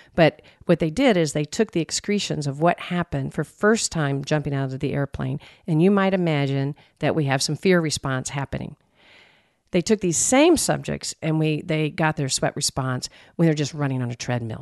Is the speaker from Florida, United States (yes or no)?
no; Texas, United States; I'm from Texas